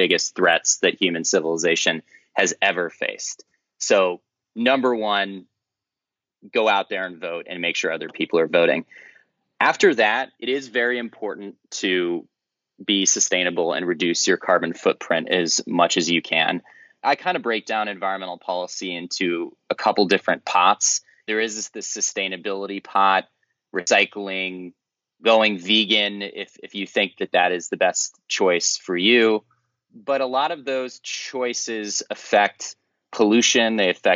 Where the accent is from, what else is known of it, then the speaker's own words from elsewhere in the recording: the Midwest in Indiana and Illinois, United States; I grew up in the Midwest in Indiana and Illinois